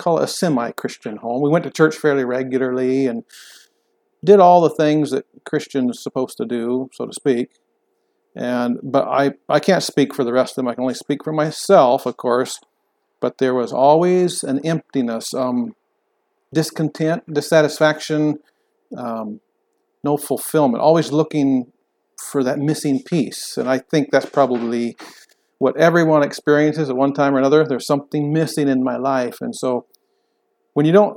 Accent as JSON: {"language": "English", "region": "Southwest Washington", "country": "United States", "tie": "born or raised there", "also_born_or_lived": "Cheney, Washington", "moved": "as an adult", "lives_now": "Orofino, United States", "said": "I'm from Western Washington originally, and then we moved to the Spokane area, Cheney, in 2008. In 2014, I came to Orofino, and we love it here."}